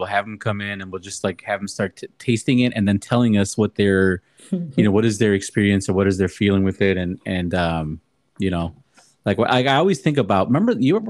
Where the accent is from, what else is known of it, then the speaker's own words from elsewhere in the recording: Chicago, Illinois, United States; my parents were born in Mexico, the motherland, and I was born in Chicago.